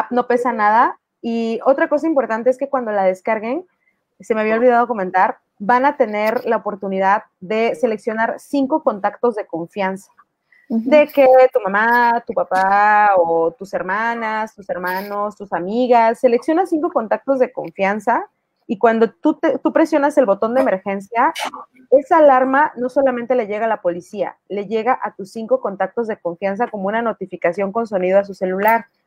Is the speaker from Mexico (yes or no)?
yes; Mexico; also born or lived in Tuxtla Gutiérrez, Chiapas; nuestra historia como mujeres mexicanas